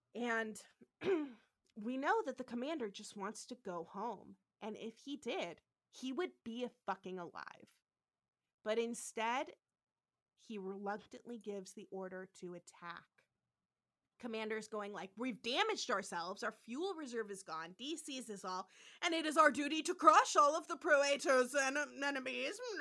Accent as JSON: {"language": "English", "town": "San Francisco", "region": "California", "country": "United States", "said": "I am from San Francisco, so I actually know that area"}